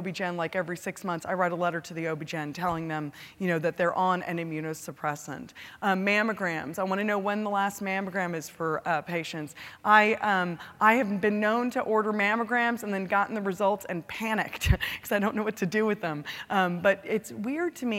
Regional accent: California, United States; now in Texas, United States; California, my home state

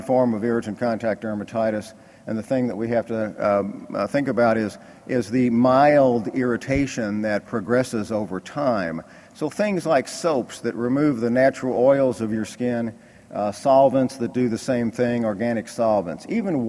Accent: Kentucky, United States; I'm from Kentucky

